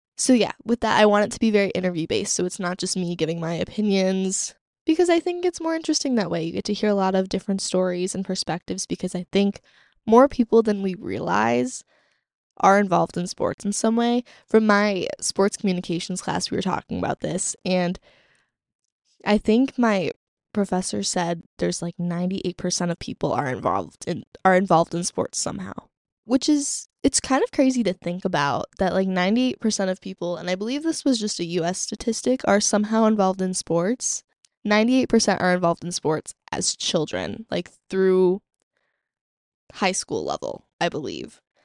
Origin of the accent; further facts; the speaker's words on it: Chicago, Illinois, United States; growing up in Chicagoland